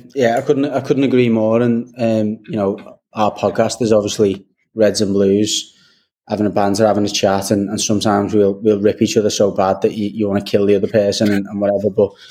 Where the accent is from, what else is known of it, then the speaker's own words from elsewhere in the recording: Liverpool, North West England, United Kingdom; we're Scousers above all else, and we do have that identity